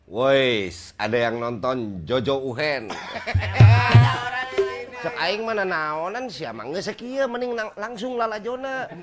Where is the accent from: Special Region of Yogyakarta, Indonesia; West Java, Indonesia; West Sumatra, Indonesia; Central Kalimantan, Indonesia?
West Java, Indonesia; Bandung; kita sebagai orang Bandung punya harapan apa nanti kepada Pak Heru Joko?